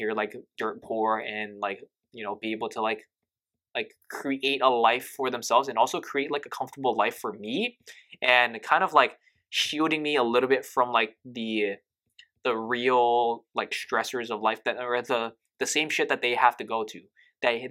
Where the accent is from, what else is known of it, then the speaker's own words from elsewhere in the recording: Hawaii, United States; I grew up in Hawaii